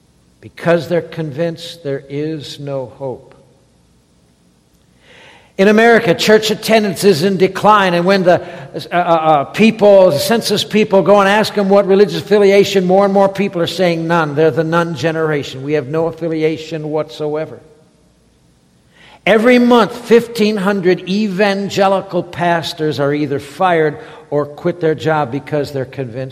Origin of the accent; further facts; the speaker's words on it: Detroit, Michigan, United States; moved away; You understand by my accent, I'm not from around these here parts. I'm from Michigan originally, born and raised in Detroit.